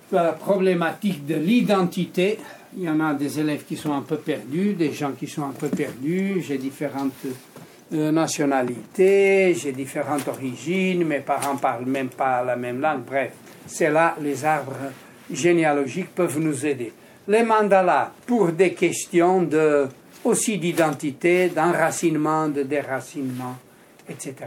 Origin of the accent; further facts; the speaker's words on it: Porto, Norte, Portugal; now in Switzerland; tu viens de la même ville que moi au Portugal, tu es de Porto, je suis de Porto